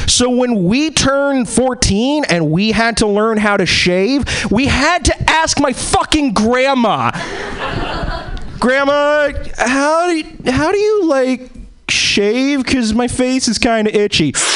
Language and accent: English; East Coast, United States; also born or lived in Boston / New York; now in Seattle, United States; I'm originally I was born and bred in the East Coast.